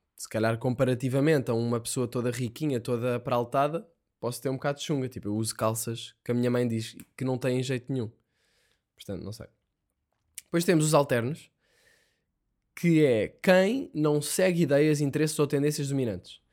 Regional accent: Sintra, Lisbon, Portugal; accent: saloio; also born or lived in Ericeira; eu sempre fui de Sintra, s, a minha naturalidade de cartão de cidadão, que é uma cena que eu nunca percebi, tenho, a minha natura, naturalidade é a da Ericeira, e eu não, nunca vivi na Ericeira

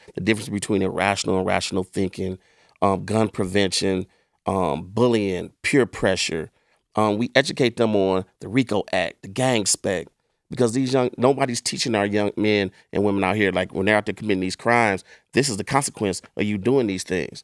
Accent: East Cleveland, Ohio, United States; I grew up in East Cleveland

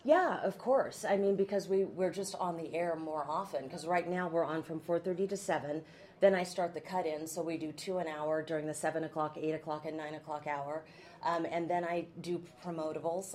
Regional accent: McMinnville, Oregon, United States; also born or lived in Baton Rouge, Louisiana; I'm from here. I grew up in McMinnville, which is not too far from here.

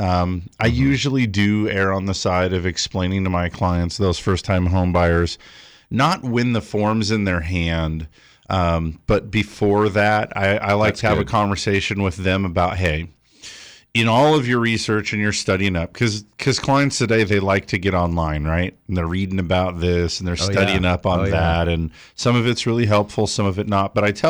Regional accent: California, United States; I'm from Southern California.

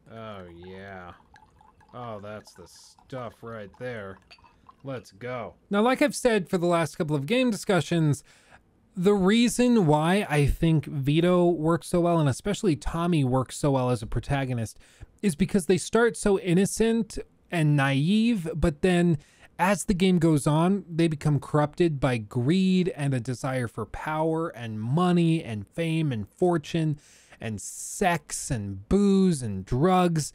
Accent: the South, Texas, United States; moved away; I grew up in the South. I spent like half of my childhood in Texas

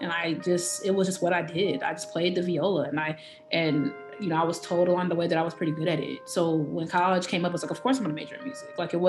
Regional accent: Evanston, Illinois, United States; moved away; I'm a violist from Evanston, Illinois, which is a small suburb just north of Chicago.

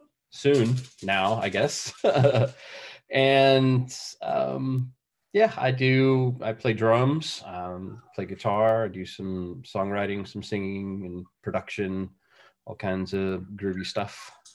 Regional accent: Bay Area, California, United States; moved away; also born or lived in San Diego; I'm originally from the Bay Area, but I've lived a lot of places, San Diego being one of my favorites.

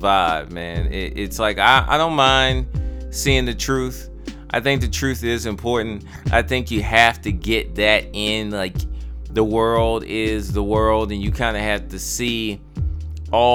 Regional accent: Baltimore, Maryland, United States; me growing up in Baltimore

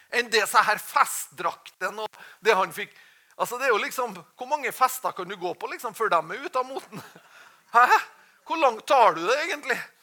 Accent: Norway

